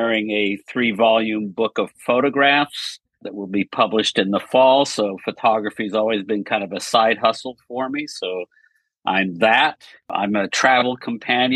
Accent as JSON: {"language": "English", "town": "Montreal", "region": "Quebec", "country": "Canada", "tie": "born or raised there", "said": "I grew up in Montreal, Canada"}